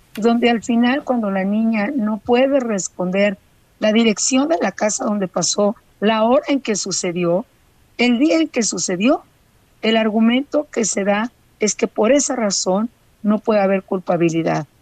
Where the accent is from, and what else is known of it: Mexico